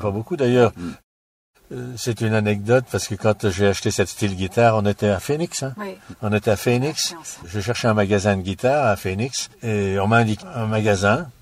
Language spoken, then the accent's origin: French; Lyon, Auvergne-Rhône-Alpes, France; moved away; Je suis natif de Lyon, ma famille également, et ça c'est la musique qui m'a fait sortir de Lyon.